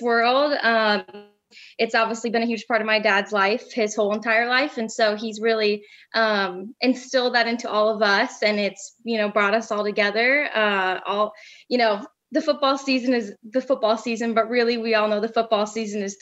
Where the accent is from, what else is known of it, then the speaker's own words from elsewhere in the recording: Green Bay, Wisconsin, United States; also born or lived in Northern California; we moved from Northern California to Green Bay, Wisconsin when I was 7 years old